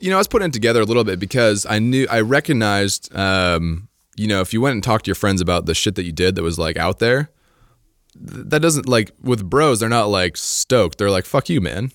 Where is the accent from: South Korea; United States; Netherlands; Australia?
United States; Idaho; I grew up in Idaho